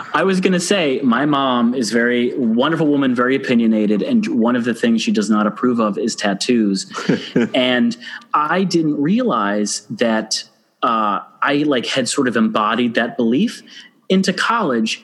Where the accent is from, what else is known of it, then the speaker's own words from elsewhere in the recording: Ann Arbor, Michigan, United States; the gay bar in my hometown